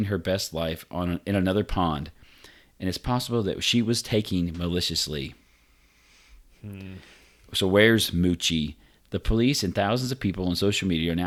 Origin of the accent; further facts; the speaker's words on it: Vincennes, Indiana, United States; moved away; That's my hometown right there